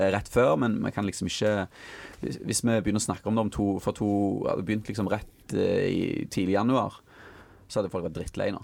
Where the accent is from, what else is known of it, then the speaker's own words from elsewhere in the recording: Stavanger, Rogaland, Norway; jeg kommer jo fra Stavanger